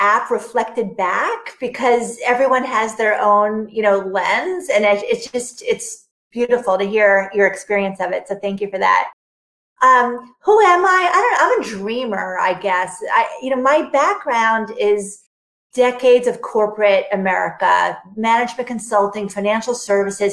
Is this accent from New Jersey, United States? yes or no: no; New York, United States; I'm a New Yorker. I'm an East Coaster for most of my life